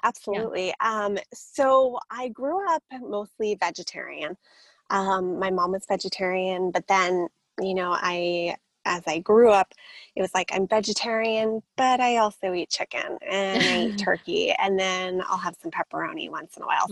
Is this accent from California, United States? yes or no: yes; San Diego, California, United States; also born or lived in Boulder, Colorado; moved to San Diego when I was about seven and have been here ever since.